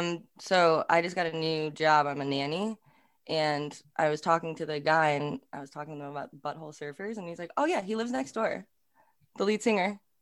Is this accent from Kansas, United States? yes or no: no; Scranton, Pennsylvania, United States; now in Brooklyn, United States; I'm from Scranton. So my daddy lives in Old Forge. I am an Old Forge pizza girl.